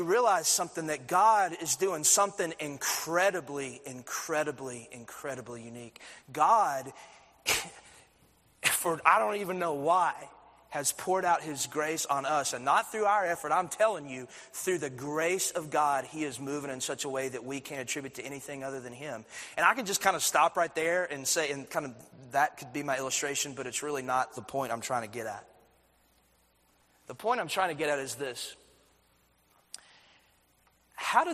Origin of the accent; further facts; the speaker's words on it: Athens, United States; I had 1,000 people going to my church growing up in Athens.